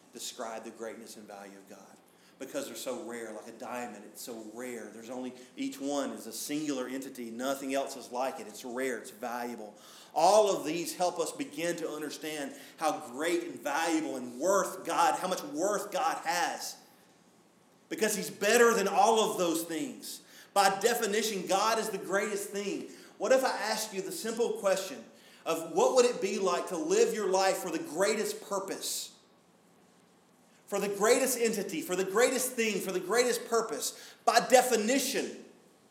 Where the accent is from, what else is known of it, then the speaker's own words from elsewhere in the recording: Smoky Mountains, United States; I grew up driving in the Smoky Mountains